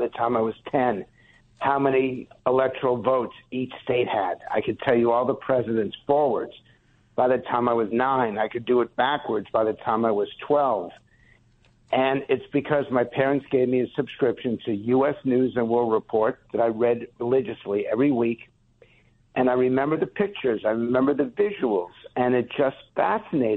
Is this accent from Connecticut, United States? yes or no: yes; West Hartford, Connecticut, United States; I was born in West Hartford, Connecticut, 61 years ago